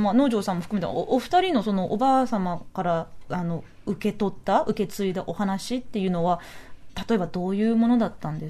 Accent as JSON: {"language": "Japanese", "region": "Nagasaki", "country": "Japan", "tie": "born or raised there", "moved": "yes", "lives_now": "Tokyo, Japan", "said": "長崎で生まれましたはいで、"}